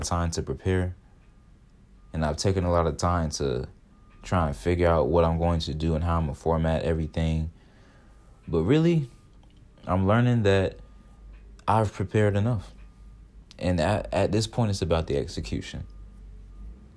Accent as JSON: {"language": "English", "region": "Georgia", "country": "United States", "moved": "as an adult", "lives_now": "Ohio, United States", "said": "I'm from the South, so I love Georgia more. That's where I'm really from."}